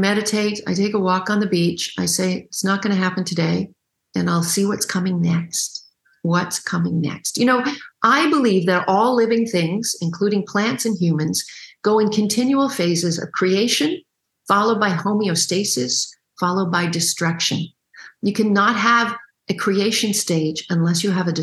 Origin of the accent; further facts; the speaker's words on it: Canada; I'm Canadian